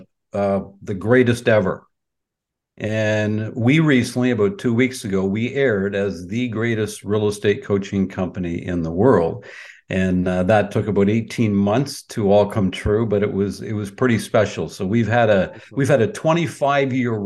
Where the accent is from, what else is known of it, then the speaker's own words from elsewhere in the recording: Peterborough, Ontario, Canada; also born or lived in Markham, Ontario; I was born and raised in Peterborough, Ontario